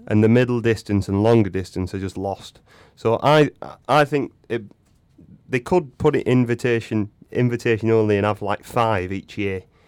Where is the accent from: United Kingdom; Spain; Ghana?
United Kingdom; England; I'm English